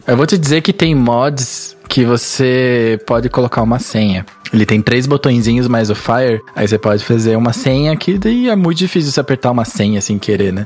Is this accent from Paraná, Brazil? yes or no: yes; Curitiba, Paraná, Brazil; Eu sou de Curitiba